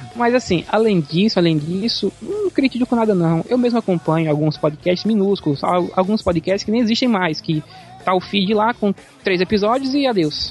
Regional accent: Bahia, Brazil; sou da Bahia

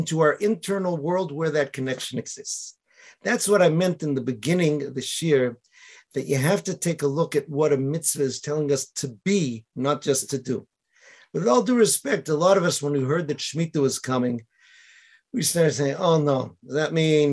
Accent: Boston, Massachusetts, United States; now in Israel; I was from Boston

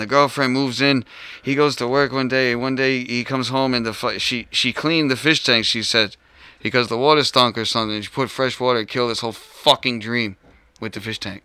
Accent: Rhode Island, United States; I was born raised Rhode Island. I left like twice

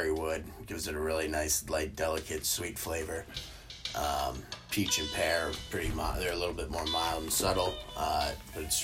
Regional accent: Georgia, United States; now in Chicago, United States; I grew up in Georgia, and when I was there, developed a love for barbecue

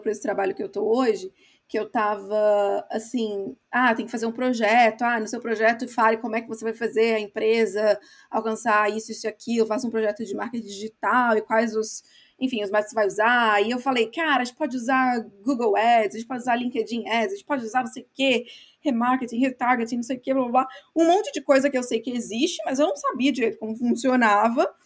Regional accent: Brazil; moved away as an adult; also born or lived in England; now in United Kingdom; Eu sou brasileira

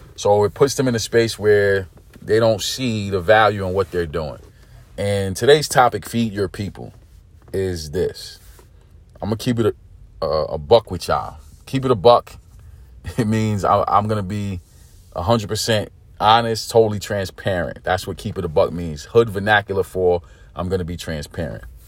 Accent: New York City, New York, United States; also born or lived in California / Texas; I'm from New York City, born and raised

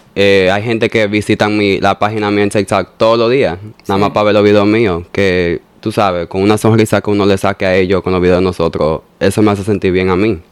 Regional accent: New York, United States; also born or lived in Bonao; de los tres meses María me llevó para Nueva York

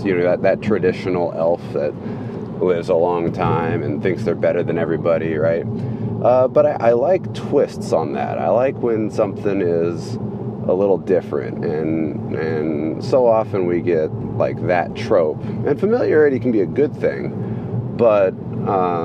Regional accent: Sacramento, California, United States; I'm from Sacramento, California

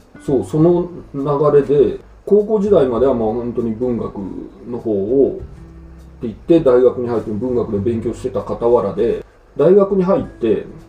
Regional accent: Yokohama, Kanagawa, Japan; accent: Kansai dialect (spoken at home); moved away as an adult; also born or lived in Osaka / Mie; now in Furano, Japan; 僕は、まあ、大阪府生まれで横浜育ちなんですけど、うん、実家三重県なんですよで大阪府で生まれて2歳の時に三重県に引っ越してで小学校2年まで三重県にいてそれ母方の方なんです、うん、ででそこから横浜に移って、横浜で12年ぐらい住んでる

